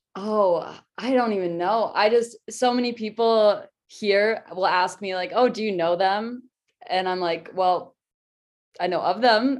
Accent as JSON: {"language": "English", "region": "Minnesota", "country": "United States", "tie": "born or raised there", "moved": "as an adult", "lives_now": "Denver, United States", "said": "I loved growing up in Minnesota because everybody is a hockey fan"}